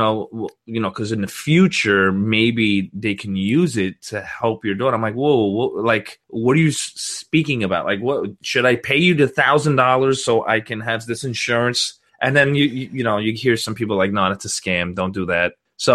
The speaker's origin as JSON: {"language": "English", "region": "Florida", "country": "United States", "said": "You can't tell from my accent. Obviously, I'm from Florida."}